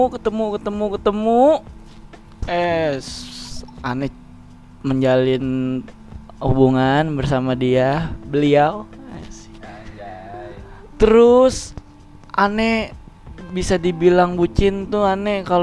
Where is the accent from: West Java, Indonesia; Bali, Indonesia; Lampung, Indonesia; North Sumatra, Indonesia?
West Java, Indonesia; Bojonggede; born there; Gua kan lahir ya di Bojonggede, Bang.